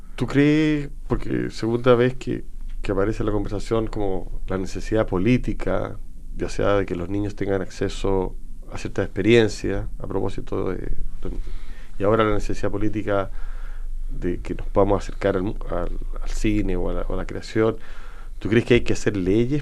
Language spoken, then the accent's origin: Spanish; Chile; como chileno